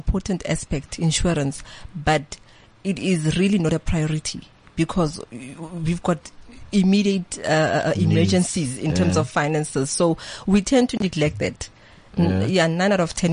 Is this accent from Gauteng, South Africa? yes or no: yes; Geluksdal, East Rand, Gauteng, South Africa; I'm from Gelreksdal in the East Rand